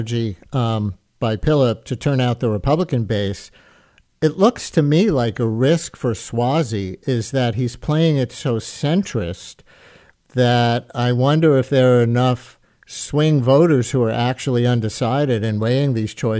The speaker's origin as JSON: {"language": "English", "town": "New York City", "region": "New York", "country": "United States", "tie": "born or raised there", "said": "I grew up in the Queens part of that district"}